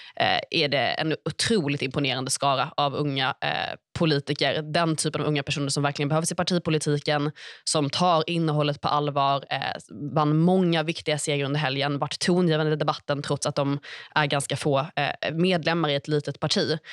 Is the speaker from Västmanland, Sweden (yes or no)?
no; Stockholm, Stockholm County, Sweden; Man har Fruängen längst ut, där jag är uppvuxen nära